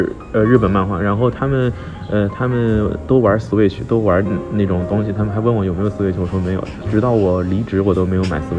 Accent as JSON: {"language": "Chinese", "country": "China", "said": "没有，他倒没有觉得我是日本人，我的简历上写的我是中国人"}